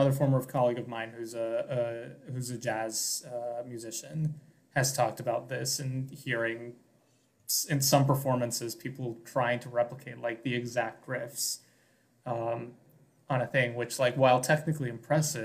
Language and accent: English; High Point, North Carolina, United States; I'm from High Point, North Carolina